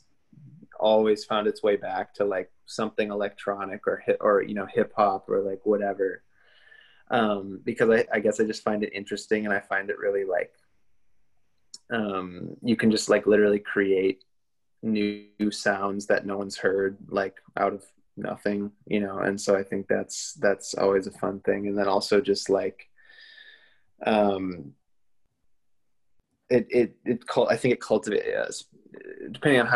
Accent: Minnesota, United States; Jack and I grew up together in Minnesota, and we played in a ton of bands in the Twin Cities growing up

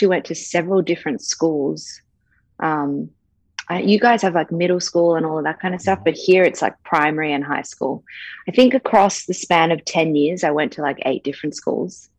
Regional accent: Sydney, New South Wales, Australia; also born or lived in New York, United States; I was born in New York. Family moved to Bondi Beach when I was like two. So raised in Bondi. So I'm like a dual citizen, but very much an Aussie because I've lived here my whole life.

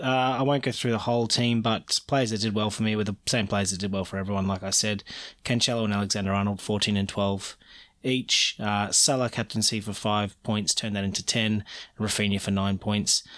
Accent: Australia; I'm Australian

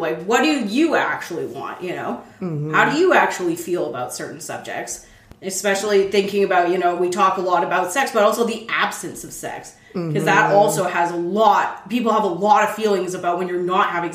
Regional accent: Calgary, Alberta, Canada; I grew up in Calgary, Alberta

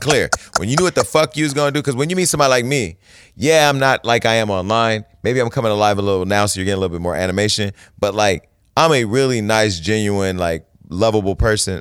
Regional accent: Stockton, California, United States; moved away; Stockton, California, my hometown

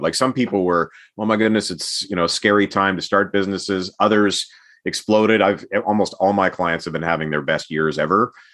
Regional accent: Edmonton, Alberta, Canada; I grew up in Edmonton during the heyday of the Edmonton Oilers

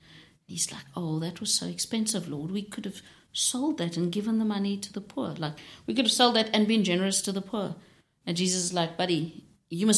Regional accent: South Africa; I grew up in South Africa where the Bible was used to fight injustice

